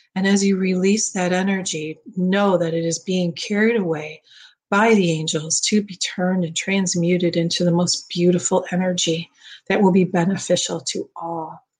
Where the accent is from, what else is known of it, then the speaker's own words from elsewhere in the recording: Midwest, United States; now in Florida, United States; growing up in the Midwest